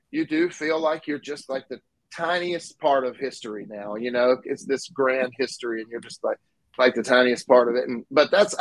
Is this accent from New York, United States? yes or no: no; Mississippi, United States; I grew up in Mississippi